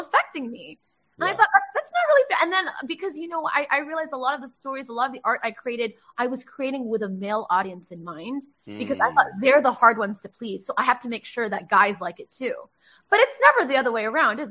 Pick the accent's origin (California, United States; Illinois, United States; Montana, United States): California, United States; Los Angeles; raised in LA. I was born in Hollywood